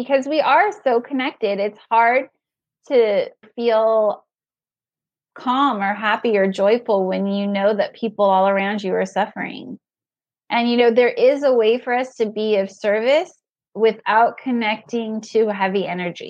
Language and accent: English; California, United States; moved away as an adult; also born or lived in Manhattan; now in New York, United States; I was born and raised in California and I practiced there for 5 years before I moved to Manhattan